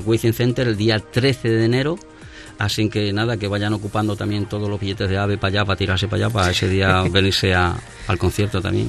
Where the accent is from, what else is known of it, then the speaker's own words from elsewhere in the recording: Madrid, Community of Madrid, Spain; nosotros somos madrileños